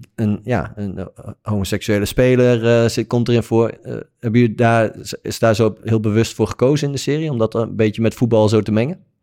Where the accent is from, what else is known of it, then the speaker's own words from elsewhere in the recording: Netherlands; wij als Nederlandse speler